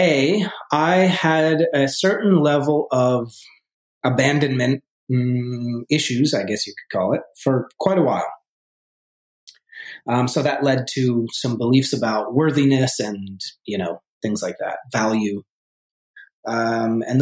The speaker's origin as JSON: {"language": "English", "region": "Vermont", "country": "United States", "tie": "born or raised there", "also_born_or_lived": "New York City", "moved": "as an adult", "said": "I grew up originally in Vermont, in a small town, 2,000 people in Vermont"}